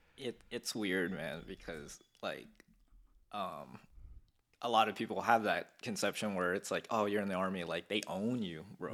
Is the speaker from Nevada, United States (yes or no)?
yes; North Las Vegas, Nevada, United States; also born or lived in Philippines / Glendale, California; I'm from Vegas 'cause I've lived here all my life.